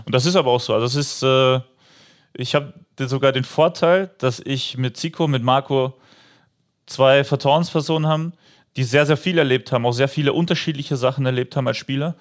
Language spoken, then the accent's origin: German; Upper Austria, Austria; moved away as an adult; now in Mönchengladbach, Germany; in meiner alten Heimatmannschaft, also in meinem Heimatdorf in Oberösterreich